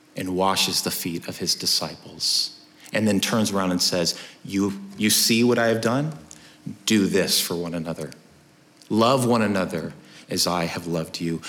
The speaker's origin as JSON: {"language": "English", "country": "United States", "said": "us as American citizens"}